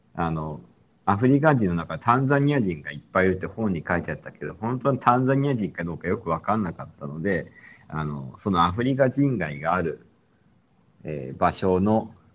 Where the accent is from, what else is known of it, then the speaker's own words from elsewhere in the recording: Sapporo, Hokkaido, Japan; moved away; 俺が札幌出身でよくしょっちゅう帰るので